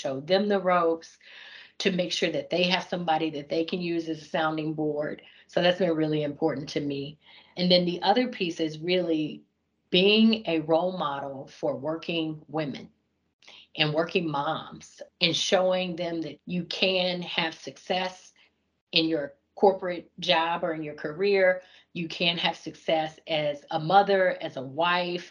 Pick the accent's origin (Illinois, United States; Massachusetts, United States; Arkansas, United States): Arkansas, United States; Fort Smith; moved away as an adult; also born or lived in Fayetteville, Arkansas / Atlanta, Georgia; I was born and raised in Fort Smith, Arkansas